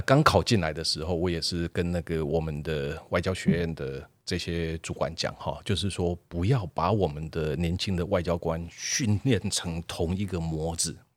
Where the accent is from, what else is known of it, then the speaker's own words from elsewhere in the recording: Taiwan; 我们台湾人